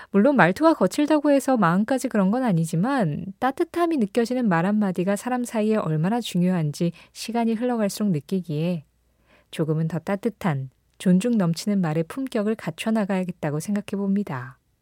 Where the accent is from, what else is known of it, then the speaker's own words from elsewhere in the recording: Seoul, South Korea; 저는 서울에서 태어났고 수도권에서 계속 자랐거든요. 지금은 또 서울에 살고 있고.